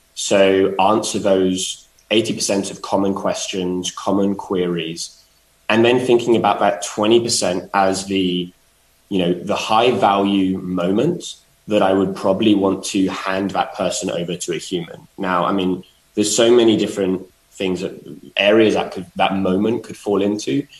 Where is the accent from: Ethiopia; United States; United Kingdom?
United Kingdom; London; being a Londoner